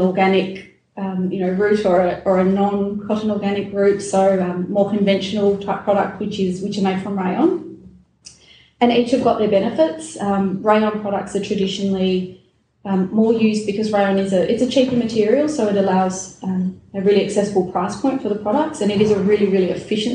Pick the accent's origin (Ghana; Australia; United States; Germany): Australia; Melbourne, Victoria; I'm from Melbourne, born and raised in Melbourne